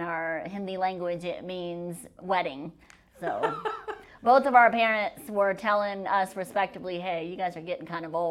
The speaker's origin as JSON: {"language": "English", "region": "South Carolina", "country": "United States", "tie": "born or raised there", "also_born_or_lived": "India / Georgia", "moved": "as an adult", "lives_now": "Michigan, United States", "said": "I'm originally from South Carolina, then I went to med school in Georgia and residency in North Carolina. And then my husband's from Michigan, so that's how I came into cold tundra."}